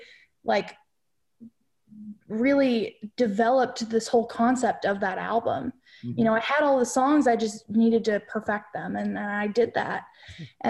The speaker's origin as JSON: {"language": "English", "town": "Dallas", "region": "Texas", "country": "United States", "tie": "born or raised there", "said": "I grew up in Dallas"}